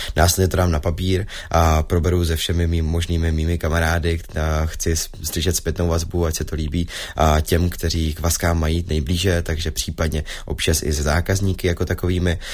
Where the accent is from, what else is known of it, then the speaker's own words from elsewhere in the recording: Zlín, Zlín Region, Czechia; jsem ze Zlína